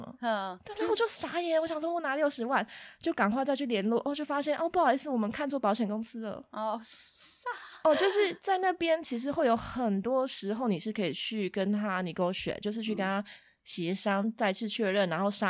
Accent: Taiwan; 然后像我们台湾人就会觉得很谦虚，然后做事情都默默的埋头苦干

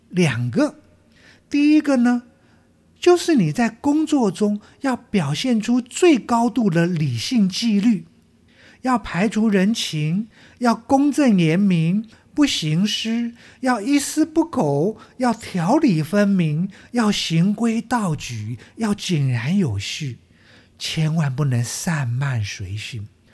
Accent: Taiwan; 我们台湾话

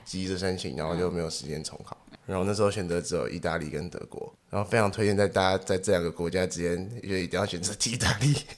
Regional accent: Taipei, Taiwan; 我台北人嘛

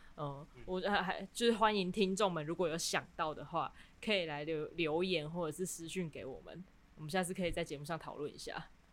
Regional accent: Kaohsiung, Taiwan; 我是高雄人

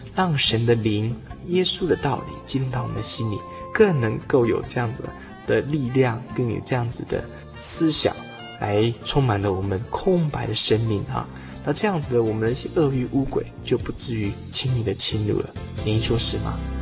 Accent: near Datong Mountain, New Taipei, Taiwan; 大同山，这是我故乡旁边的一座小山

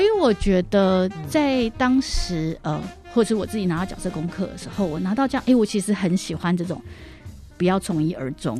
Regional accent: Taipei, Taiwan; first language Mandarin; 我其实完全在台北是没有看过这件事情的

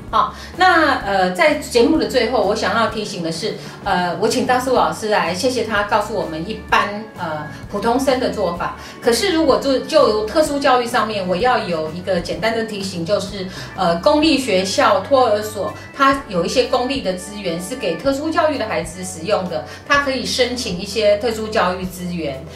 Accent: Taiwan; moved away as an adult; 也没有三个月我们就回台湾了，因为受不了，在台湾又待几个月，又再过去哈。

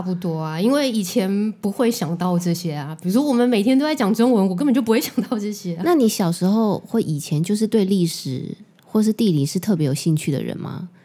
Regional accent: Taiwan; 就是属于我们台湾人讲话的赘字

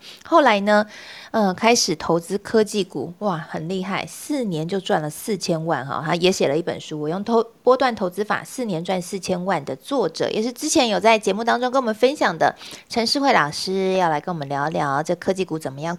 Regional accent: southern Taiwan, Taiwan; also born or lived in Taipei; now in Hsinchu, Taiwan; 我也是南部的乡亲

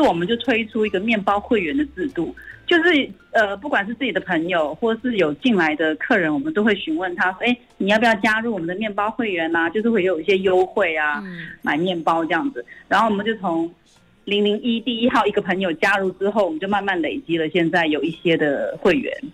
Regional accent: Hong Kong; now in Taiwan; 我是转桥生，我在香港出生的，所以我毕业之后就回到香港，然后我是从事了记者的工作，我做了大概二十年

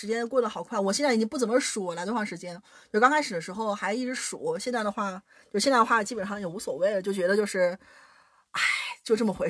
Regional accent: Shanxi, China; now in Germany; 我是山西人，

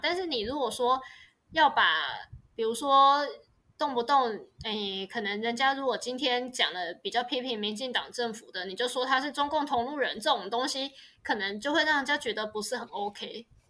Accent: Tainan, Taiwan; now in Taipei, Taiwan; 我们台南人的食物都很甜

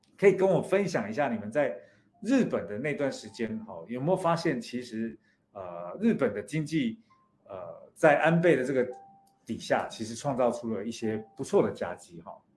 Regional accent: Taiwan; 我来自台湾

